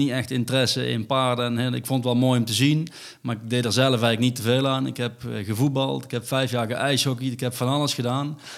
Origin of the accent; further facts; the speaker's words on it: North Brabant, Netherlands; voor ons als Brabanders